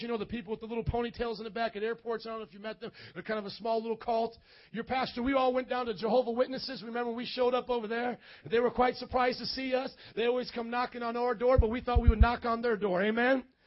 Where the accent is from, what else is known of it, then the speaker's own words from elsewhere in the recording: Indiana, United States; moved away; a gringo from Indiana. Okay, I grew up in Indiana